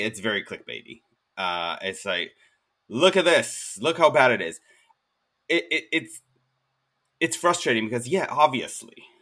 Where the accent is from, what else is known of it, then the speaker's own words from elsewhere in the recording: Israel; moved away as an adult; now in United States; I'm originally from Israel